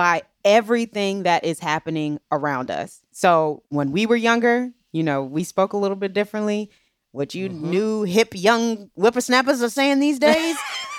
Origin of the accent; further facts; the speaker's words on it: Maryland, United States; I'm from Maryland. And so they call the D.C., Maryland, and Virginia area the DMV.